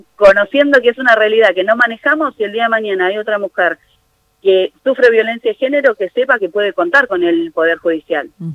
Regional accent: Buenos Aires, Argentina; moved away as an adult; now in San Nicolás, Argentina; yo soy de Buenos Aires, hace 12 años estoy acá en San Nicolás

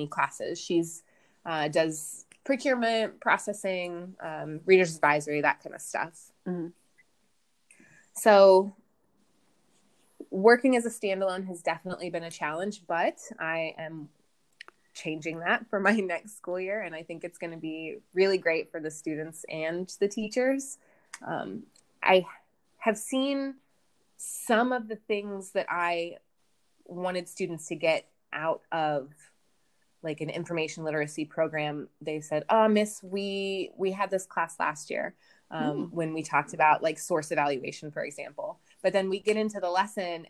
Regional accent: United States; moved away as an adult; also born or lived in Colorado; now in India; as an American

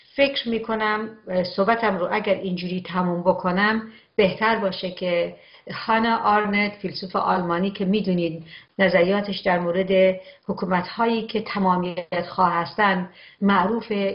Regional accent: Iran; به عنوان یک ایرانی

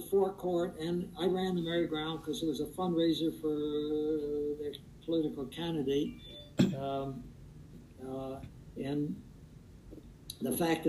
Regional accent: Perth Amboy, New Jersey, United States; now in California, United States; my roots are in that Perth Amboy, and that is, in one sense, it's my hometown, but, you know, California is where I live.

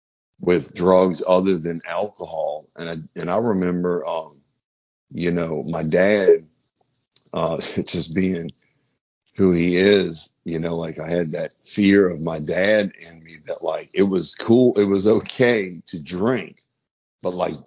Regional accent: New Orleans, Louisiana, United States; growing up in New Orleans

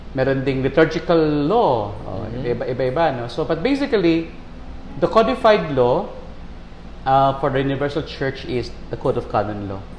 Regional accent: Manila, Metro Manila, Philippines; also born or lived in Davao; I was born in Davao, mm-hmm. raised in Manila

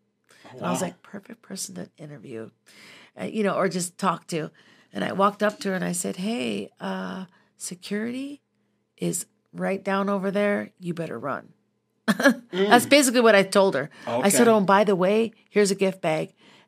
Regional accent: Minnesota, United States; And I'm from Minnesota originally, and so I have a deep, dark knowledge of our city's history.

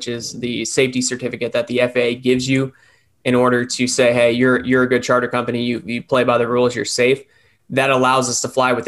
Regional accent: Punta Gorda, Florida, United States; I grew up here in Punta Gorda. I grew up in the southwest of Florida, and I joined the Air Force right out of high school

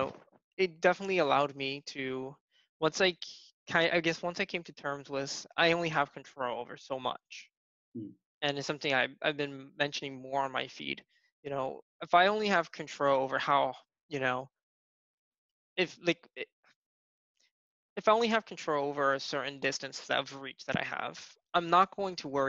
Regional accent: Atlantic City, New Jersey, United States; I'm originally from South Jersey, here in the States, and I grew up in the primarily like in the Atlantic City type of area

